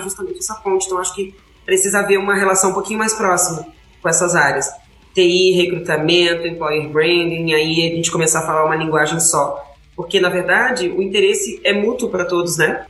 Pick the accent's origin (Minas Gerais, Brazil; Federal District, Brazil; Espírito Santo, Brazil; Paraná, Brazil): Federal District, Brazil; Brasília; moved away; eu sou do plano piloto de Brasília